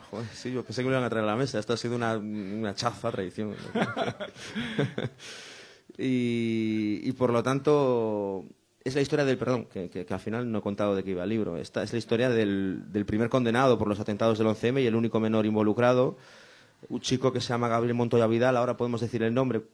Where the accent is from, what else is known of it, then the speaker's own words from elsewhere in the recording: Sanxenxo, Galicia, Spain; San Senso que era mi pueblo, es mi pueblo